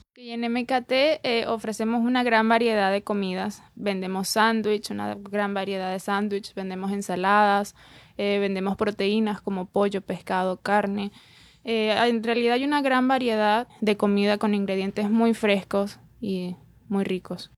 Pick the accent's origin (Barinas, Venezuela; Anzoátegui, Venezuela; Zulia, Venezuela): Zulia, Venezuela; Maracaibo; also born or lived in Buenos Aires, Argentina; now in Miami, United States; Yo me considero maracucha